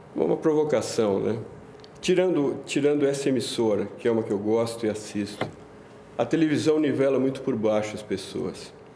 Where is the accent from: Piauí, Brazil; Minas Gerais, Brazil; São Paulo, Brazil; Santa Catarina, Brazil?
São Paulo, Brazil; also born or lived in Itaim Paulista, São Paulo / Tatuapé, São Paulo; Eu nasci na Vila Mariana, é, morei perto do, do aeroporto ali